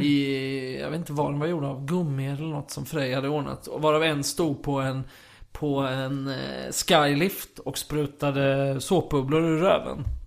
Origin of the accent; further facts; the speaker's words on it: Kristianstad, Skåne, Sweden; i Kristianstad där jag växte upp